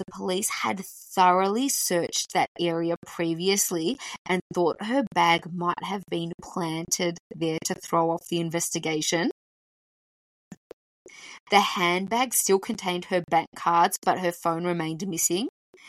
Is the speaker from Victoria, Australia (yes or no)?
yes; Melbourne, Victoria, Australia; we're from Melbourne.